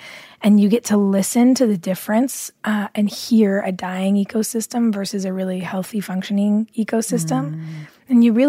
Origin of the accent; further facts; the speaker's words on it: Los Angeles, California, United States; I grew up here in Los Angeles, but we used to spend so much of our time in the summer in this really tiny, like 5,000 person ranch town in Central California.